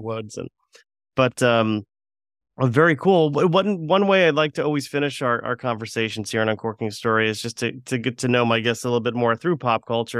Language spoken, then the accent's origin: English; Florida, United States; we were growing growing up in Florida